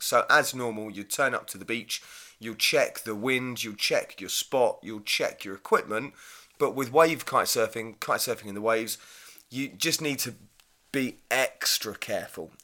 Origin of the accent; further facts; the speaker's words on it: Hythe, South East England, United Kingdom; I grew up kite surfing in Hythe and Kent